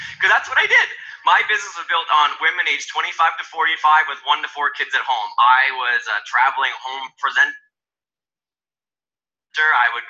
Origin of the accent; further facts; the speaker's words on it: Canada; I'm Canadian, so I started building before Canada was launched as an official market.